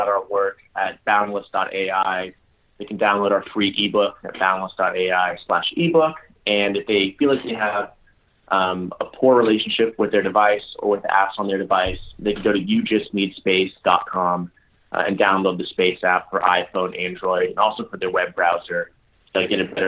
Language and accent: English; Los Angeles, California, United States; I'm born and raised in Los Angeles